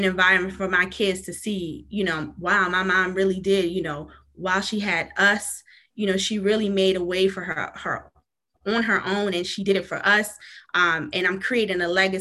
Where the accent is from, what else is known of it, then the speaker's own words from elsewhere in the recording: Maryland, United States; moved away as an adult; also born or lived in New York; now in North Carolina, United States; I was born in New York, but I must say I'm pretty much from Maryland. I've been in Maryland my whole life. I recently relocated to North Carolina